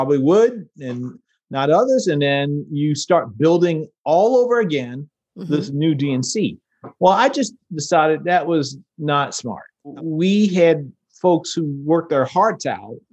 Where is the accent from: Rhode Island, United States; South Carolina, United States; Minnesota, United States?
South Carolina, United States; I'm a black man, grew up in South Carolina